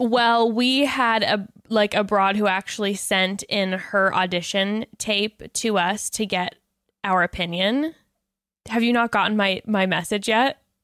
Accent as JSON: {"language": "English", "area": "Orange County", "region": "Southern California", "country": "United States", "tie": "born or raised there", "said": "I grew up in Orange County, um, Southern yeah, Orange County"}